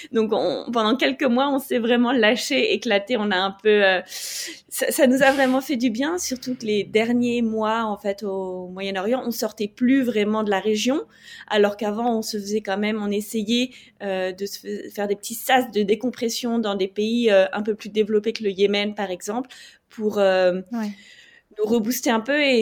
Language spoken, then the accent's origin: French; France; moved away as an adult; also born or lived in United States / Algeria; now in Bangkok, Thailand; j'habite à Bangkok depuis quelques mois maintenant et je suis française euh, d'origine mais expatriée depuis une dizaine d'années